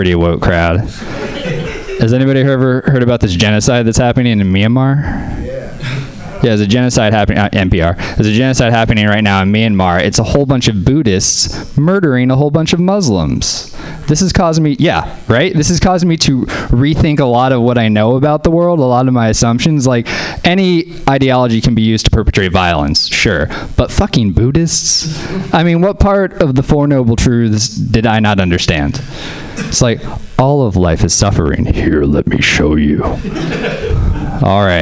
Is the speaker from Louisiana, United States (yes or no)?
yes; New Orleans, Louisiana, United States; moved away; whenever I was growing up in Louisiana